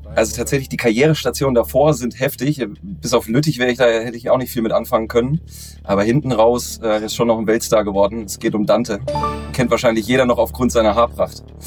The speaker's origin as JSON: {"language": "German", "region": "Thuringia", "country": "Germany", "tie": "born or raised there", "moved": "yes", "lives_now": "Hamburg, Germany", "said": "tatsächlich gebürtig äh, bin ich aus Thüringen"}